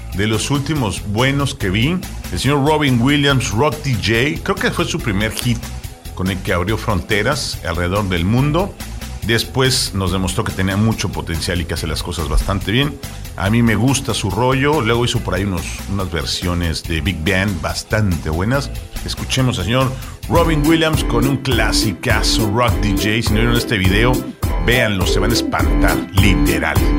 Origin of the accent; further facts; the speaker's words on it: Mexico